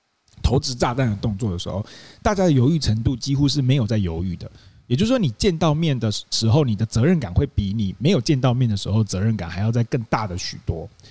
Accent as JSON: {"language": "Chinese", "region": "Kaohsiung", "country": "Taiwan", "said": "因为我在高雄念书，我是高雄人，所以我是不能住校的。"}